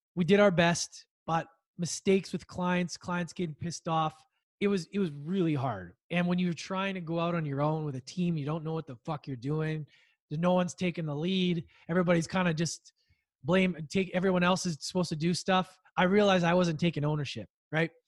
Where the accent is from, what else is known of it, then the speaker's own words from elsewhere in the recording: Edmonton, Alberta, Canada; I grew up in Edmonton, Alberta